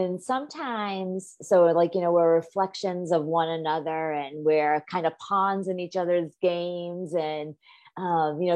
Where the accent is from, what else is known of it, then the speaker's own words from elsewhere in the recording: Massachusetts, United States; I grew up in the Northeast in Massachusetts